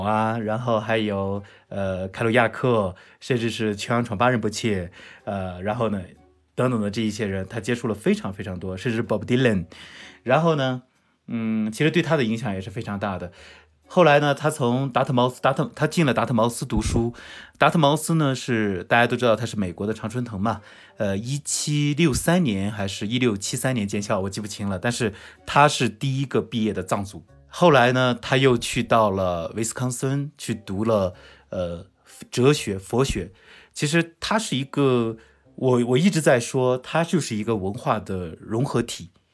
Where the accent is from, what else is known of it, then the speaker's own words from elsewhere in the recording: Zhucheng, Shandong, China; now in Lhasa, China; 现在三十岁，呃，来自山东，呃，山东诸城